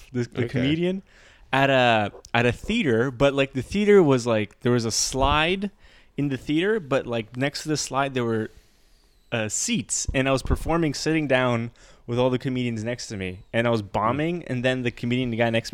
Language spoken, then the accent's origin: English; Montreal, Quebec, Canada; Park Extension, my hometown